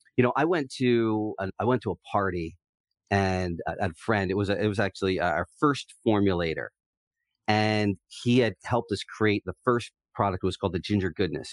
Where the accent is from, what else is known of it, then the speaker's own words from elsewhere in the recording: New Jersey, United States; moved away as an adult; now in San Diego, United States; we were both sports fans growing up in Southern Jersey